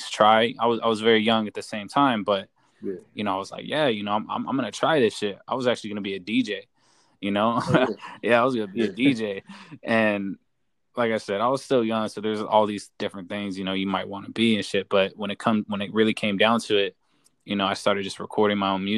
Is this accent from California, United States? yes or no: yes; Inland Empire, Southern California, United States; I'm from Southern California. from the IE